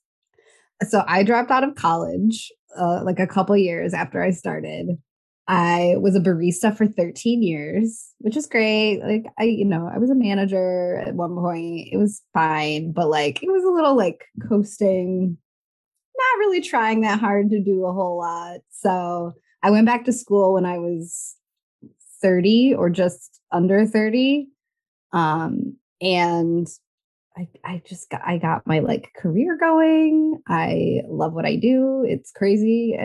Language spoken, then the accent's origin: English; Michigan, United States; also born or lived in Chicago; I grew up in Michigan, but I moved to Chicago